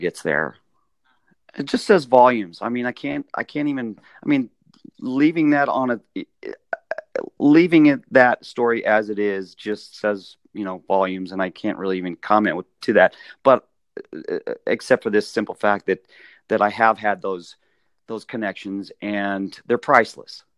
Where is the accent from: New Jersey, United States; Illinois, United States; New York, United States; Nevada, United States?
Nevada, United States; Las Vegas; I grew up in Las Vegas